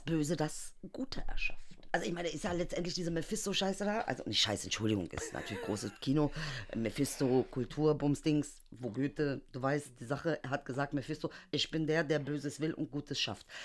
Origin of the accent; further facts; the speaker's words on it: Germany; ich bin Deutsche